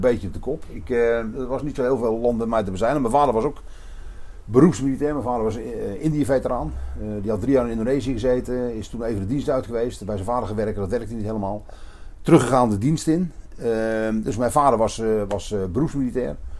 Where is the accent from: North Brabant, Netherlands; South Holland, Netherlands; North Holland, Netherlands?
North Holland, Netherlands; Hilversum; moved away as an adult; also born or lived in Roosendaal; now in Nispen, Netherlands; ik ben opgegroeid in Hilversum, aan de rand van de hei.